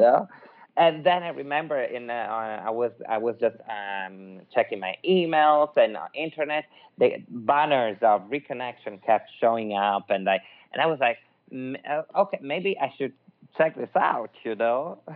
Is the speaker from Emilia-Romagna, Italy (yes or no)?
no; Milan, Lombardy, Italy; accent: Italian; English is a second language; now in Los Angeles, United States; I'm Italian from Milan, but actually now I live in Los Angeles